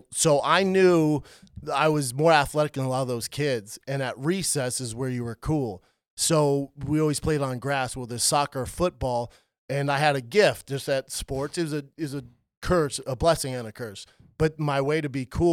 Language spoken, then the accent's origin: English; Aurora, Colorado, United States; I born and raised in Aurora, Colorado